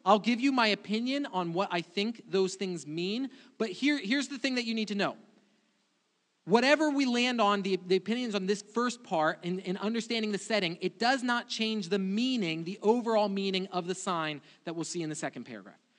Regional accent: Brazil; moved away; I grew up in Brazil, and weddings for me were a completely different thing.

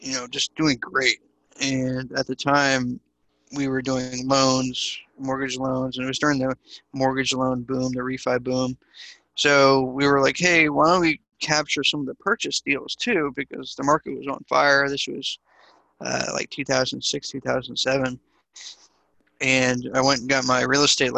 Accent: East Coast, United States; now in Dallas, United States; I'm originally from the East Coast, so I would shovel snow and wash cars and, sell blow pops at school

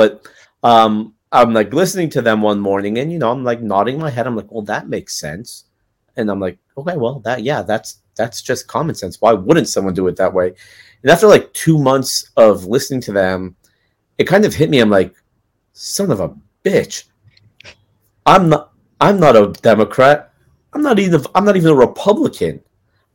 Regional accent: Los Angeles, California, United States; I grew up in Los Angeles. I was a little, you know, spoiled LA boy

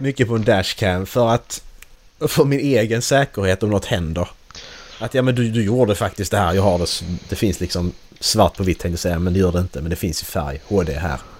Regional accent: Sweden; vårt ledord som svenskar

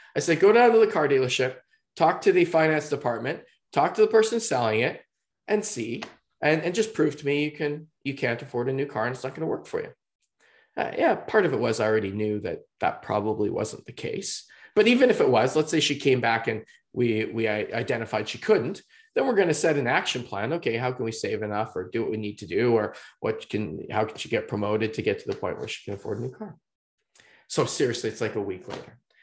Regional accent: just outside of Vancouver, British Columbia, Canada; I'm from just outside of Vancouver, British Columbia

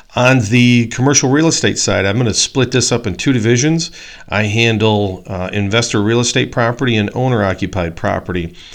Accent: Poplar Grove, Illinois, United States; I grew up in Poplar Grove, Illinois

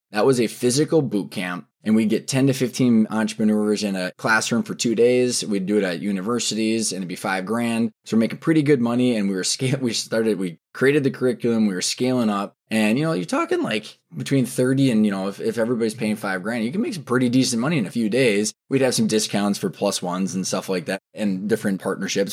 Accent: Minneapolis, Minnesota, United States; also born or lived in Arizona; Twin Cities, and so I was born and raised in Minnesota

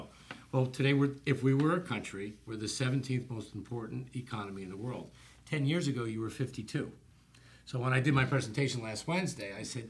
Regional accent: New Jersey, United States; now in Miami, United States; I grew up in New Jersey

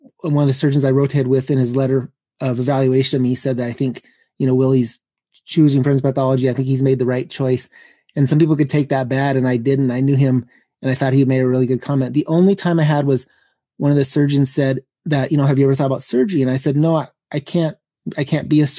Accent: Montana, United States; moved away; I wanted to go back to Montana, and I knew that family medicine would probably be a good fit with my home state

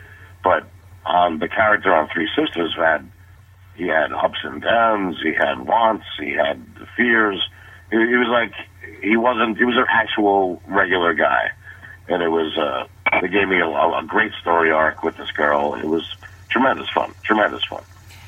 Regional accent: New York City, New York, United States; moved away as an adult; now in Los Angeles, United States; And I was raised in Brooklyn and Queens. Started doing comedy in the city. In Manhattan, and then about 2001, I received $5,000 from a network sitcom to move to L.A.

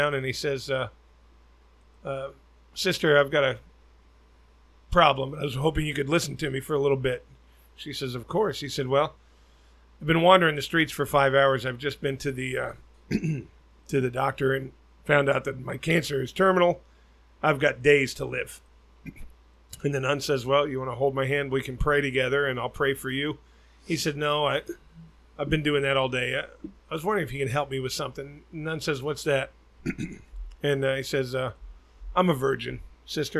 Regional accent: Tempe, Arizona, United States; moved away; I grew up in Arizona

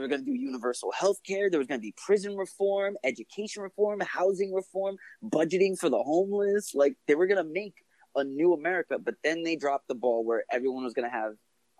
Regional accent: United States; I'm an American, you know.

